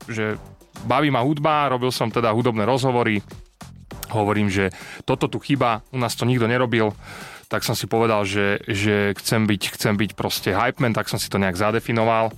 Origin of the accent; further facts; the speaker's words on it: Prievidza, Trenčín Region, Slovakia; ja som z Prievidze